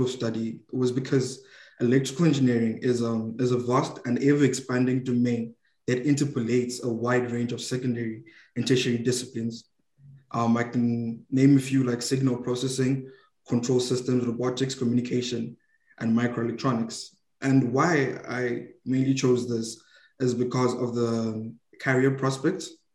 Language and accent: English; Zimbabwe; now in Malaysia; I'm from Zimbabwe, Africa.